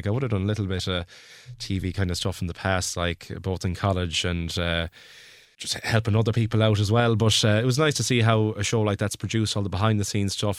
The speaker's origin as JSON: {"language": "English", "area": "Mayo", "region": "Connacht", "country": "Ireland", "moved": "yes", "said": "I'm from Mayo"}